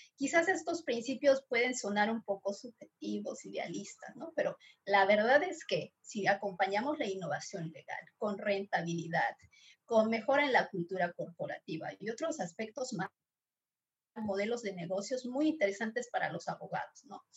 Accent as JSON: {"language": "Spanish", "country": "Bolivia", "said": "soy boliviana"}